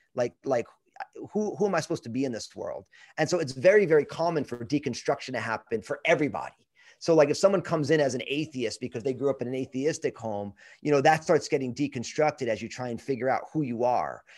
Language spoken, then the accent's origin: English; New Jersey, United States; moved away as an adult; also born or lived in Brooklyn, New York / Pacific Northwest / Northern California; I'm from New Jersey, uh, and the only reason I grew up in New Jersey was 'cause my parents